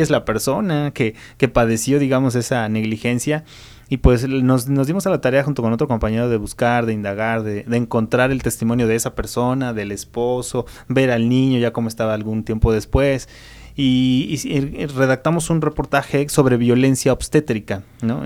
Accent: Mexico; nosotros como mexicanos

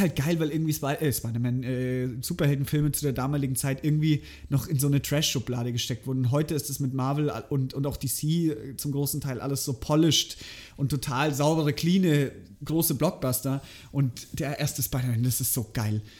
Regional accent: Germany; bei uns in Deutschland

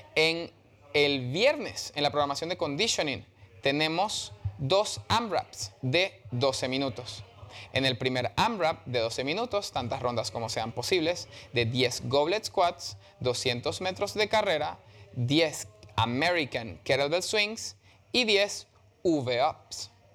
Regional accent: Venezuela; moved away

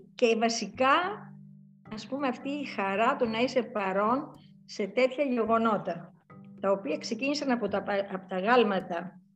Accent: Larissa, Thessaly, Greece; also born or lived in Athens; Έζησα σε ένα τέτοιο, ας πούμε, περιβάλλον, ας πούμε, της Λάρισσας, τα 12 χρόνια του σχολείου

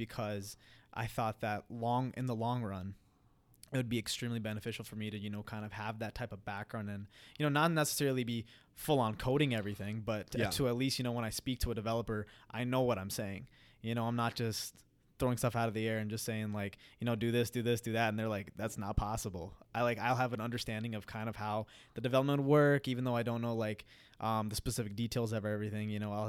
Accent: Queens, New York, United States; So growing up, I was born and raised in Queens, New York, and my family's from Punjab, India.

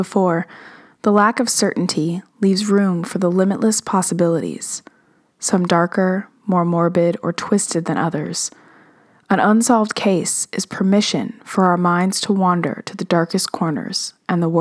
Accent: Los Angeles, California, United States; I grew up in Los Angeles

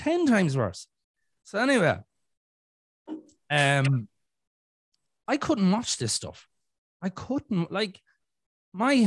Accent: Ireland; in Ireland, we have a program called EastEnders

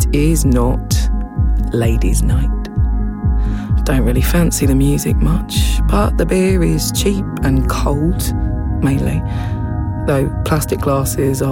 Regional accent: Watford, East of England, United Kingdom; now in Birmingham, United Kingdom; I grew up in Watford

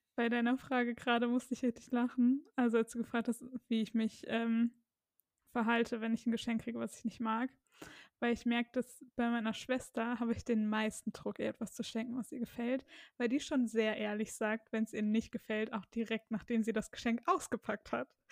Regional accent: Germany; wir Deutschen

